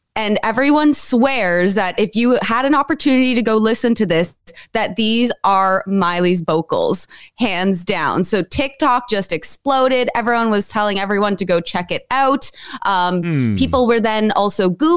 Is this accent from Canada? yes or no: no; United Kingdom; moved away; I'm British